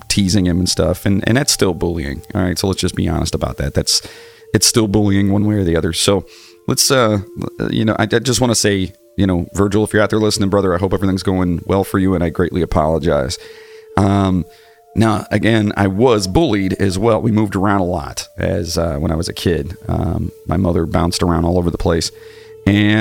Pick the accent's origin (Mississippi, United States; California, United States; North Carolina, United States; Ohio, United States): Ohio, United States; Cleveland; also born or lived in Wellington, Ohio; I was growing up in Cleveland